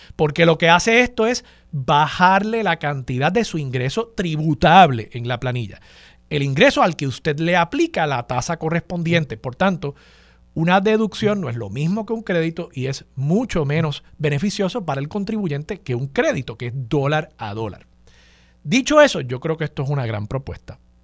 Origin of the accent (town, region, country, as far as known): Puerto Rico